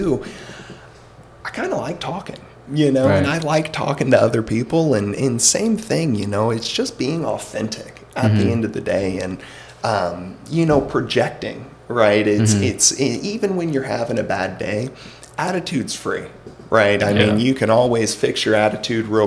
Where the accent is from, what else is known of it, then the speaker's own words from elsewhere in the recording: Alabama, United States; moved away as an adult; now in Arizona, United States; growing up in Alabama